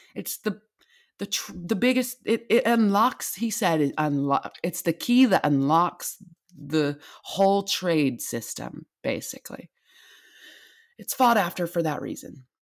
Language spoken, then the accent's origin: English; United States; I am an American